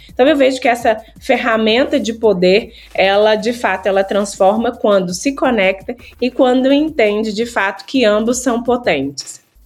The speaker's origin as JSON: {"language": "Portuguese", "town": "Mariana", "region": "Minas Gerais", "country": "Brazil", "moved": "yes", "lives_now": "Belo Horizonte, Brazil", "said": "eu sou da Cidade Mariana"}